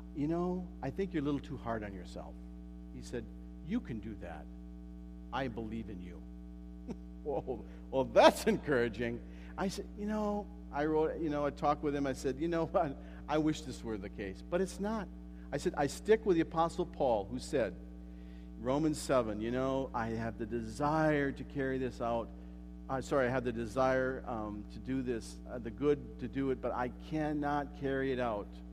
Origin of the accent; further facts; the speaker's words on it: United States; moved away; I'm an American